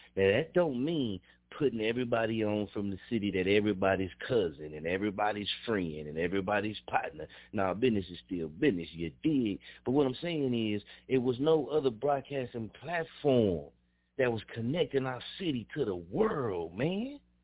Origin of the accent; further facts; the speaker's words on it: Muskogee, Oklahoma, United States; also born or lived in Wichita, Kansas; I'm an Okie from Muskogee. I grew up in Muskogee, Oklahoma, 1033 South C.